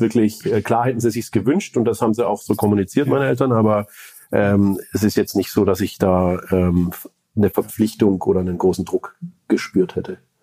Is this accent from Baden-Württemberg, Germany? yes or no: yes; Stuttgart region, Baden-Württemberg, Germany; moved away as an adult; also born or lived in Böblingen / Sindelfingen / California, United States; now in Heilbronn, Germany; ich bin ursprünglich aus dem Vorort von Stuttgart, würde ich sagen, äh, in Böbling geboren, äh, Sindelfingen Kindergarten und dann noch ein bisschen weiter aufs Land rausgezogen, um dort die Schule zu verbringen